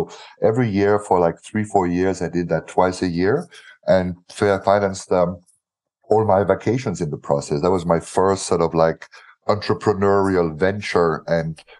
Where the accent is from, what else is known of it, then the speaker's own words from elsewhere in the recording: Brussels, Belgium; also born or lived in Cologne, Germany / Africa; Actually, I didn't grow up in Germany. That's the weird thing. So I was born in Cologne uh, spent the first 10 years of my life in Africa and the next 12 years of my life in Brussels.